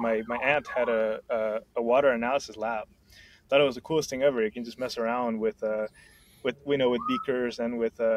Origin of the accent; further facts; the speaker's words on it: Honduras; moved away; I'm originally from Honduras